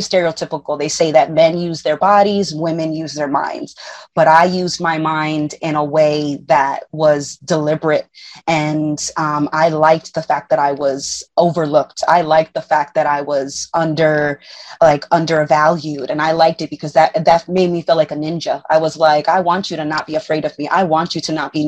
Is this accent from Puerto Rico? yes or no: yes; Puerto Rico